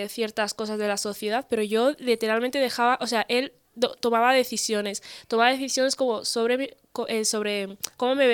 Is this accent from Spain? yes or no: yes; Spain; soy pura ¿Eh? española